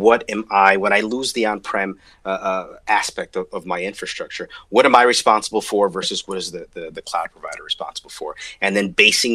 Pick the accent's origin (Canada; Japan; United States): United States; New Jersey; hometown New Jersey, and I'm from New Jersey